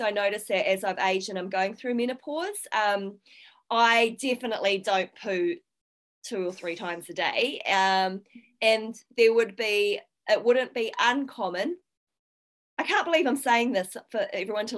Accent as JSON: {"language": "English", "country": "New Zealand", "tie": "born or raised there", "said": "I grew up in New Zealand, dairy products, you know, were absolutely normal in our diet"}